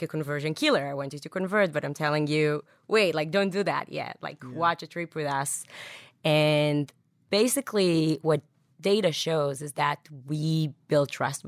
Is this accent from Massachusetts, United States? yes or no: yes; Boston, Massachusetts, United States